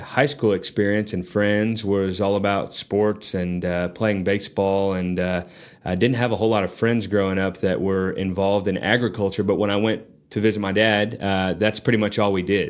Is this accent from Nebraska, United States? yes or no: no; Lubbock, Texas, United States; also born or lived in San Antonio / Alabama; now in Amarillo, United States; I grew up in Lubbock.